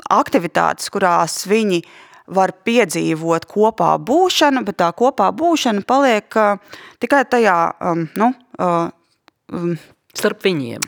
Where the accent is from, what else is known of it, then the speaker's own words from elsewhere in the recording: Latvia; ko mēs kā latvieši šobrīd, te un tagad